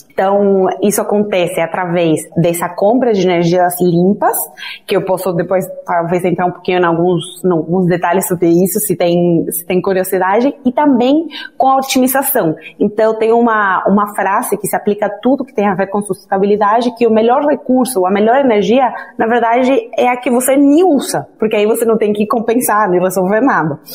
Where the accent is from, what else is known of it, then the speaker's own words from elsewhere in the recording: Argentina; Portuguese is a second language; moved away as an adult; now in Brazil; eu sou argentina, então já aviso que eu tenho um pouquinho de sotaque.